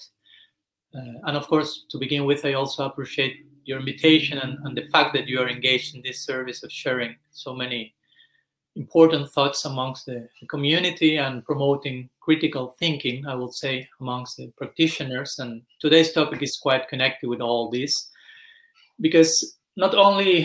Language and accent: English; Argentina; moved away; I was born in Argentina some 40 years back